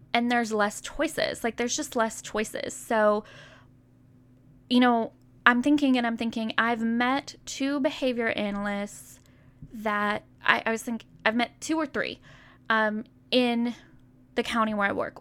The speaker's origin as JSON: {"language": "English", "town": "Pleasantview", "country": "United States", "tie": "born or raised there", "said": "I grew up in Pleasantview"}